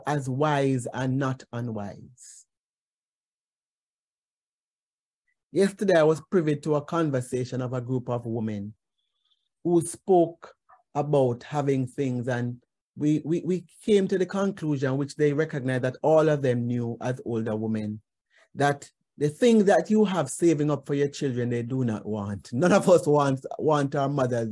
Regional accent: Jamaica; as Jamaican, especially Jamaican women

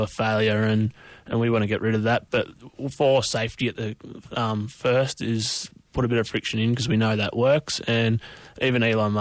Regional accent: rural New South Wales, Australia; I'm actually from New South Wales

